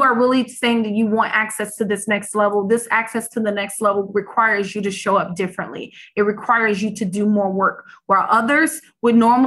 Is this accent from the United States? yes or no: yes; Chicago, Illinois, United States; I grew up in the South Side, on the South Side of Chicago.